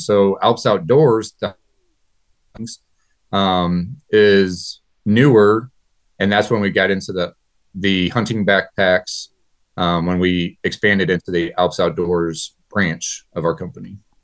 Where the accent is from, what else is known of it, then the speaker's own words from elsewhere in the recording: New Haven, Missouri, United States; I'm from New Haven, Missouri, born and raised here.